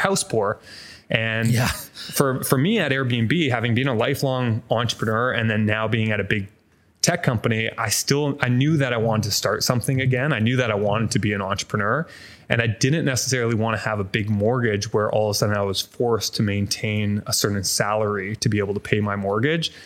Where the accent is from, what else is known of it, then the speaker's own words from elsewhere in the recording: Vancouver, British Columbia, Canada; moved away as an adult; also born or lived in Toronto; I grew up in a co-op in Falls Creek, an area of Vancouver